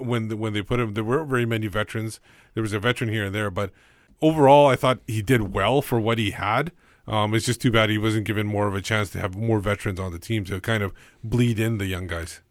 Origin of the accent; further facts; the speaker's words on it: Canada; When I go to India, I'm still Canadian